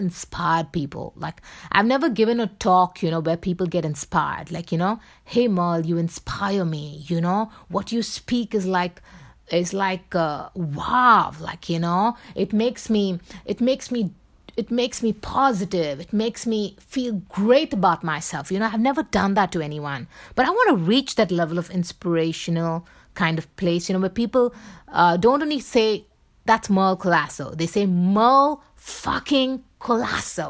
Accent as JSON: {"language": "English", "town": "Mumbai", "region": "Maharashtra", "country": "India", "accent": "Bombay accent", "moved": "as an adult", "said": "my accent will still be the Bombay accent, you know, from where I come from."}